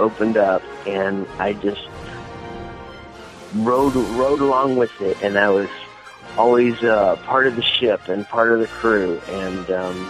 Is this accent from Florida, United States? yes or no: yes; Sebring, Florida, United States; I'm from Sebring, Florida.